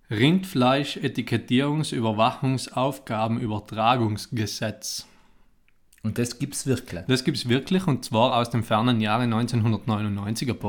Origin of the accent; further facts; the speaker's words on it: Italy; ich bin Italiener